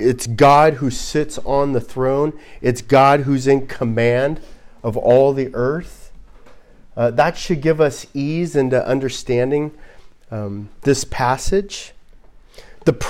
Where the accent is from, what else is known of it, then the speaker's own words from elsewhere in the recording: Southern California, United States; growing up in Southern California